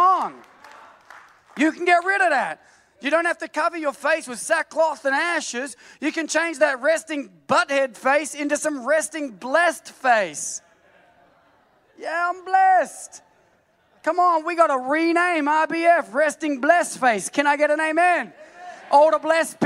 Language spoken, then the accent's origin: English; Australia; I'm an Aussie